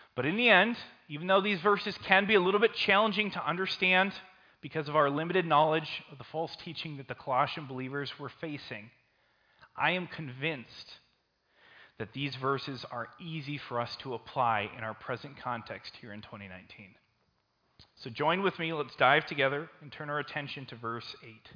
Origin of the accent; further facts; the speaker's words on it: St. Paul, Minnesota, United States; living in Como Park and growing up in Como Park